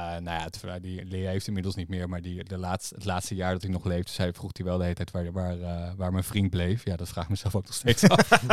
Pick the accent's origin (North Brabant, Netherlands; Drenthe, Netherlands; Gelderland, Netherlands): Gelderland, Netherlands; Harderwijk; Ik kom natuurlijk uit Harderwijk